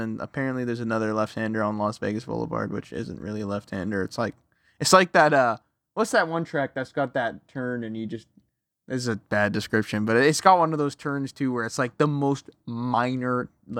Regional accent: Canada; you're all from the East Coast. I'm from Canada.

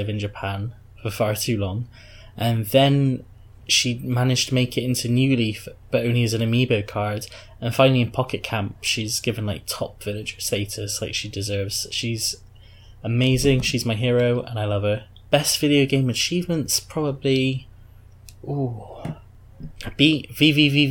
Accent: Bristol, South West England, United Kingdom; I am a gamer from Bristol, UK. Grew up on some Amigas and other British games consoles

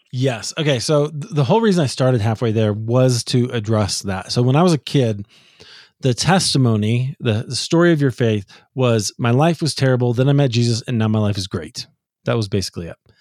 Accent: Midwest, United States; when I was a kid as a American evangelical in the Midwest

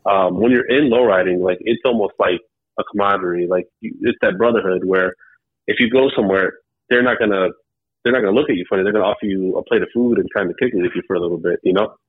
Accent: Cleveland, Ohio, United States; I'm from Cleveland, Ohio

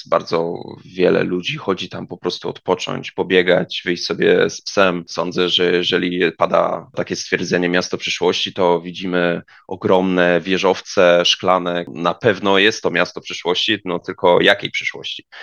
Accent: Stęszew, Greater Poland, Poland; Pochodzę ze Stęszewa. Stęszew jest położony 25 km pod Poznaniem

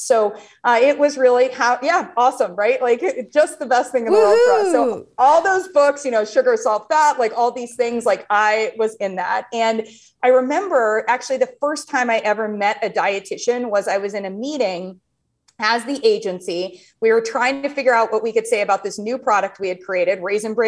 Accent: Ohio, United States; moved away; I grew up in Ohio

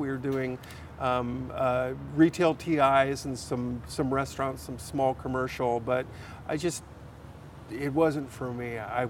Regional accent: San Diego, California, United States; But here in California, mostly my formative years, I grew up in San Diego.

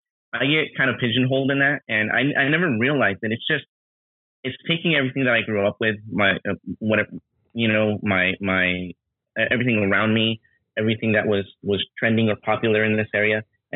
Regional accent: New Jersey, United States; born there; also born or lived in Queens / Los Angeles; now in Southern California, United States; Yeah, I was born in New Jersey. I was born out there. I lived in Queens for a few years, and then I moved to Los Angeles, and I lived in downtown Los Angeles for a while.

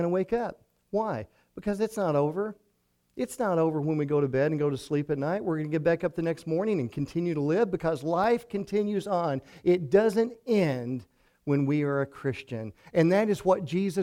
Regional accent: Hartford, Kentucky, United States; I grew up in Hartford, over in Ojai County

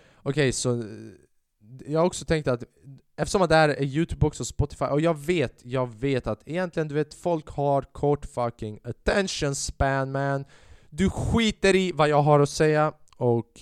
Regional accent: Sweden; jag är född i Sverige. Jag är alban, men jag har också den svenska kulturen

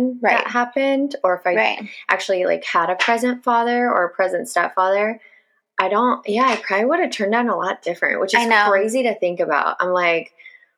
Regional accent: Upland, California, United States; I was born in Upland, California to my mother.

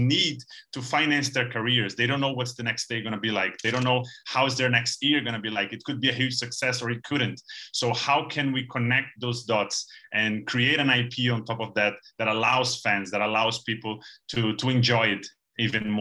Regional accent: Brazil; we're from Brazil

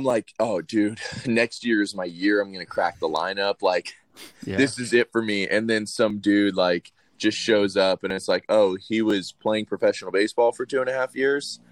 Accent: Gwinnett County, Georgia, United States; I'm from Gwinnett County, in Georgia. We're just northeast of Atlanta. I've been here just about my whole life.

